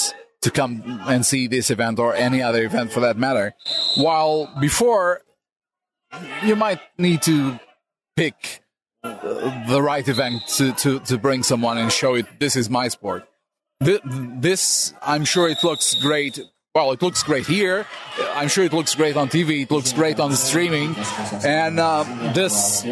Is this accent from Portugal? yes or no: yes; Portugal; Being Portuguese